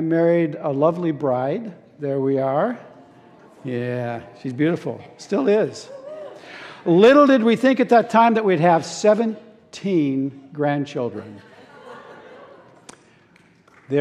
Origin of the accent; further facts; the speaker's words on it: Seattle, Washington, United States; I grew up in Arbor Heights and my family attended this church as Hillcrest